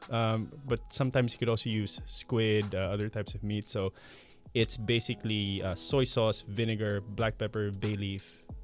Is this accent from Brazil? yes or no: no; Philippines; moved away as an adult; now in Malmö, Sweden; from the Philippines, and I'm here in Malmo University studying my master's in leadership for sustainability.